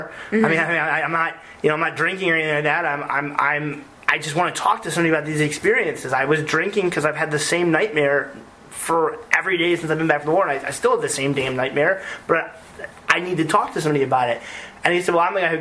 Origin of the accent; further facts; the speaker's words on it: United States; we as the American people